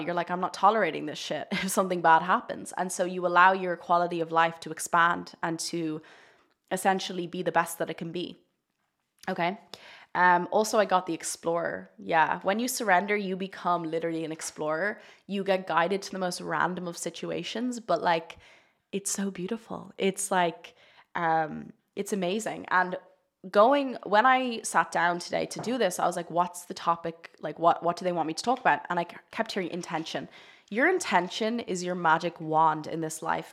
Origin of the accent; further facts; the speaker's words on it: Ireland; I'm Irish, and in Ireland, we're very much raised to think sex is very shameful